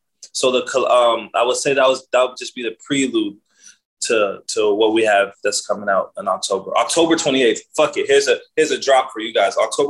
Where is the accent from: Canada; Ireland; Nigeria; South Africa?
Nigeria; Kwara; also born or lived in United States; I was born in America, but I go back to Nigeria. Like, I schooled in Nigeria. I schooled in Kwara State, a cold village, deep in the roots.